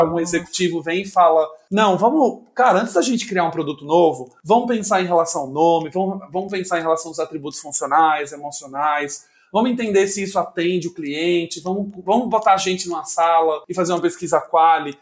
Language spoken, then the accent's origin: Portuguese; Sergipe, Brazil; moved away as an adult; now in São Paulo, Brazil; sou sergipano, trabalho há nove anos é, em São Paulo